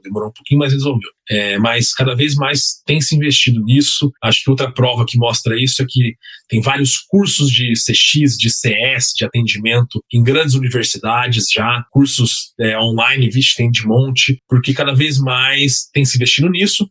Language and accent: Portuguese; Campo Grande, Mato Grosso do Sul, Brazil; tem uma loja lá em Campo Grande chamada Anitta, na minha cidade natal